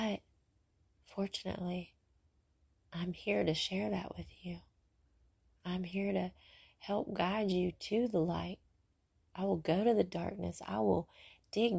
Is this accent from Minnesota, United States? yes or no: no; Brentwood, Mississippi, United States; riding bikes in Brentwood, where I grew up in Mississippi.